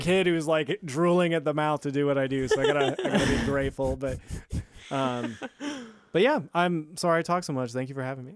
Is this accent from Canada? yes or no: no; Lincoln, Nebraska, United States; also born or lived in California; I'm from Lincoln